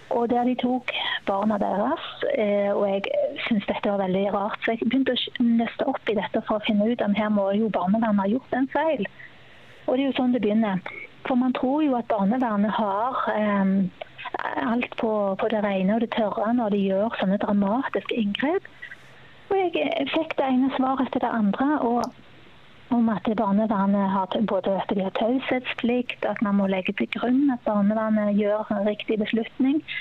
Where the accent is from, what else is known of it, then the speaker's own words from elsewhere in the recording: Sandnes, Rogaland, Norway; now in Bergen, Norway; Jeg kommer jo opprinnelig fra Sandnes, men har bodd i Bergen i 26 år, så da er det vel bare snart dialekten igjen, tenker jeg.